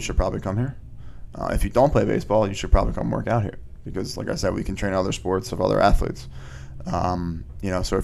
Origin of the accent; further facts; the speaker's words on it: Wallingford, Pennsylvania, United States; also born or lived in Aston, Pennsylvania; I grew up in Wallingford, and now I live in Aston, which is all Delco.